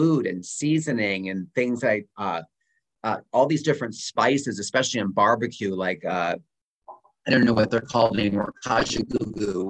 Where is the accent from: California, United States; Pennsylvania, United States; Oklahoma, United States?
Pennsylvania, United States; from Pennsylvania that I grew up on called Scrapple